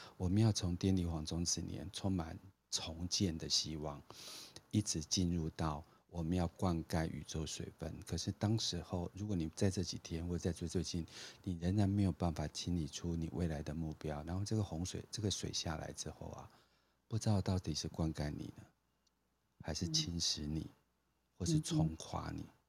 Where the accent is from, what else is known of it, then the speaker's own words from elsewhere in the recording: Taiwan; moved away; also born or lived in Philippines; 我在这种开发中国家成长，就是我经历了台湾的不管是解严啊，然后就是，呃，民主化的这个过程